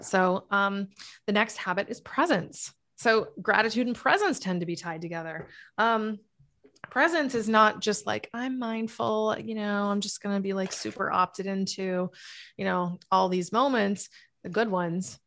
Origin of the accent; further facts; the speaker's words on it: New England, United States; also born or lived in Massachusetts; now in Florida, United States; I'm from New England